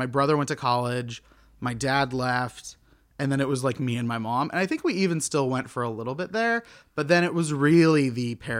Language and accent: English; Tulsa, Oklahoma, United States; I'm from Oklahoma.